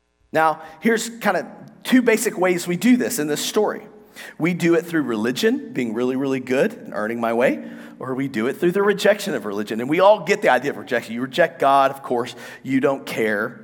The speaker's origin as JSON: {"language": "English", "country": "United States", "said": "We're from America."}